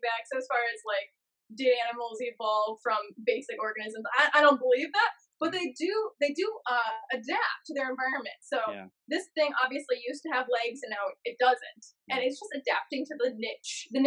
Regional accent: Ohio, United States; I'm from Ohio.

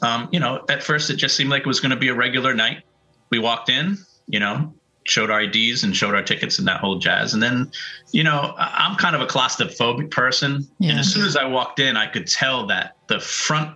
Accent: Pawtucket, Rhode Island, United States; also born or lived in Providence, Rhode Island / Narragansett, Rhode Island / Cranston, Rhode Island; I was born and grew up in Pawtucket, Rhode Island

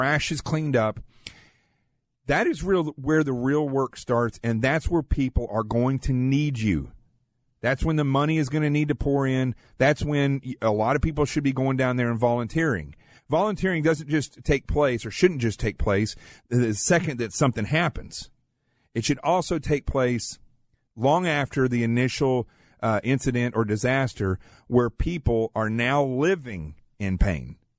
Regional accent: the Ozarks of Arkansas, United States; also born or lived in Manhattan, New York; now in New York City, United States; I grew up in the Ozarks of Arkansas, in the middle of nowhere, extremely poor. I live in Manhattan now

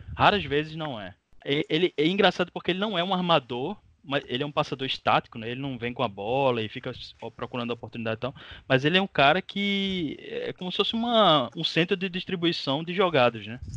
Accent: Recife, Pernambuco, Brazil; now in Olinda, Brazil; eu sou do Recife, mas eu moro em Olinda

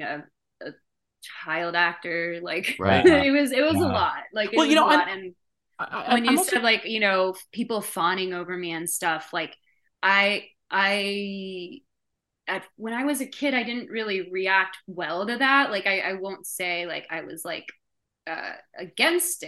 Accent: Chicago, Illinois, United States; I'm from Chicago

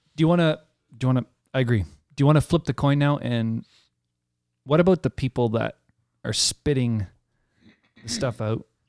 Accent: Canada; as a Canadian

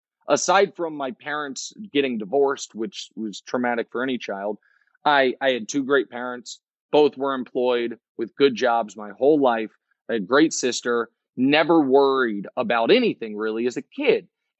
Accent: Kansas City, United States; and I'm from Kansas City. I'm a Chiefs fan.

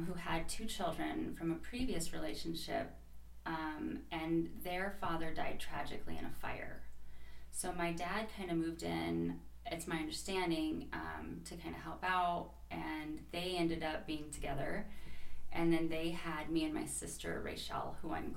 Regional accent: Fort Collins, Colorado, United States; also born or lived in Wellington, Colorado; now in Greeley, United States; I grew up, when I was really little, I was in Wellington, and then my parents divorced, and I was in Fort Collins for quite some time

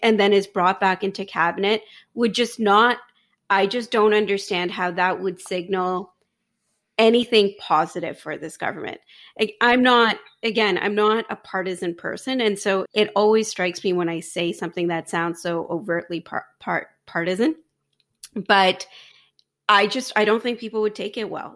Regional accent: Ajax, Ontario, Canada; now in Pickering, Canada; I live in Pickering now, I grew up in Ajax

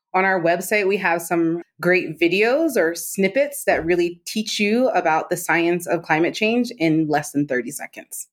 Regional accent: Maryland, United States; I grew up in Maryland outside of D C.

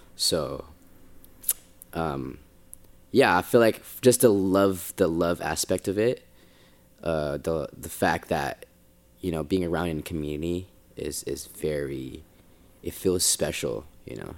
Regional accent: Bay Area, California, United States; moved away as an adult; also born or lived in Philippines; now in Los Angeles, United States; that Bay kid, 'cause I'm from the Bay.

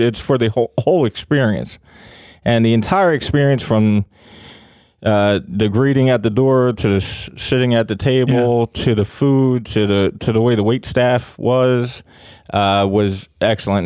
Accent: Philadelphia, Pennsylvania, United States; I grew up in Kensington

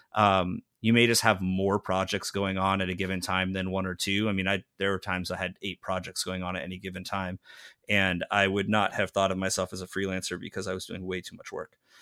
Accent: Southern California, United States; moved away as an adult; also born or lived in Greenville, Illinois / Chicago; now in Austin, United States; I grew up in Southern California

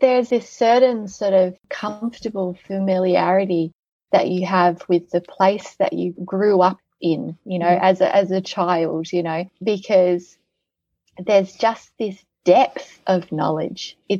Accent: Australia; now in Netherlands; I can never truly be Dutch. I'm too Australian.

